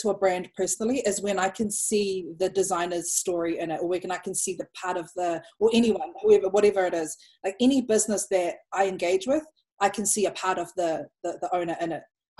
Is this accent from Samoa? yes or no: yes; Samoa; And I'm like, oh, I'm from Samoa.